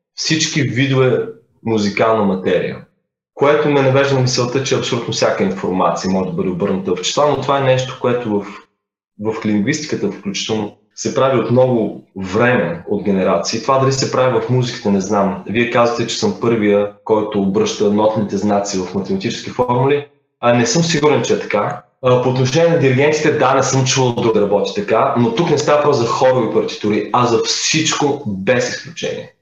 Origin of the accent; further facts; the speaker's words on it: Bulgaria; не съм питал дали съм първият българин. Впоследствие разбрах, че съм първия